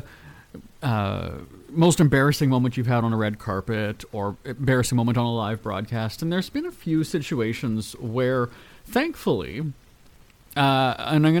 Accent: Winnipeg, Manitoba, Canada; now in Los Angeles, United States; Winnipeg, my hometown.

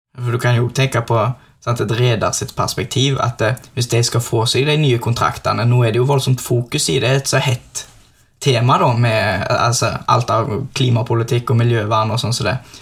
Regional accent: Norway; Jeg kommer jo mesten herifra

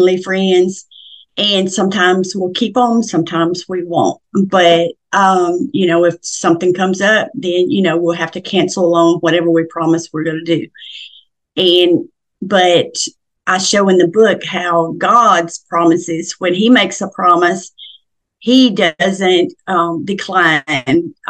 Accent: Middle Tennessee, United States; I was born and raised in Middle Tennessee, and I grew up on a farm

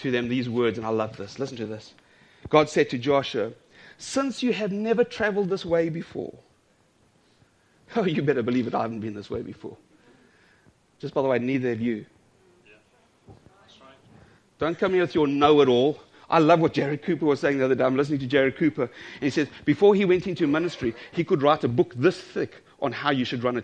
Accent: South Africa; I'm South African

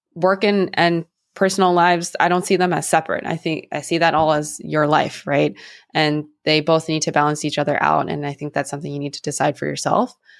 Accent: San Francisco, California, United States; growing up in the Bay Area

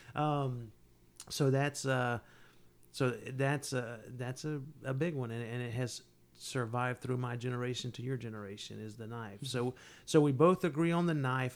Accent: the South, United States; both born and raised in the South

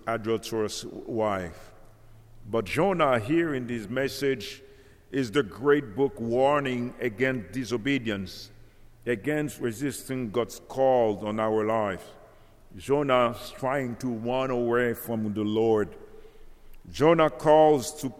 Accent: Haiti; now in Central Florida, United States; I came from Haiti

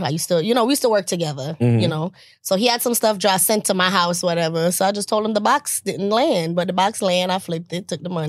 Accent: Jamaica; as a Jamaican

